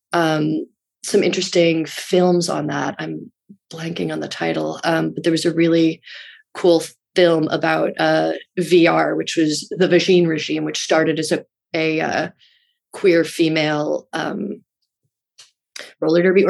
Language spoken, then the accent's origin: English; Rye, New York, United States; also born or lived in Brooklyn, New York; it's where I grew up in Rye, New York